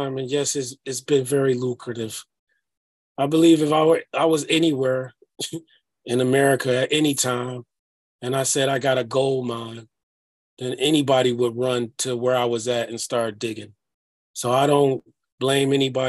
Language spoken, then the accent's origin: English; Detroit, Michigan, United States; moved away as an adult; also born or lived in Amityville, New York; now in Minneapolis, United States; I grew up in Detroit, it was a city of ruins